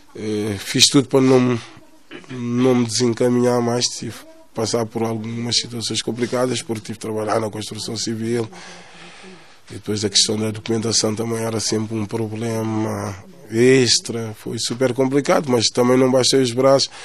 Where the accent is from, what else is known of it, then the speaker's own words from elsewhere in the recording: Amadora, Lisbon, Portugal; estamos na casa onde eu nasci também, nasci na Cova da Moura. Posso dizer que sou filho da Cova da Moura, praticamente